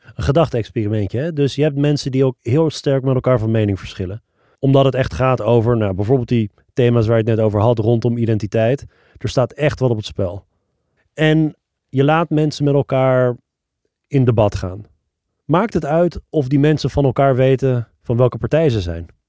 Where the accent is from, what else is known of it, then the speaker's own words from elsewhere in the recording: Netherlands; Ik woonde toen al 30 jaar in Nederland. Mijn ouders zijn begin jaren 80 uit Iran gevlucht naar Nederland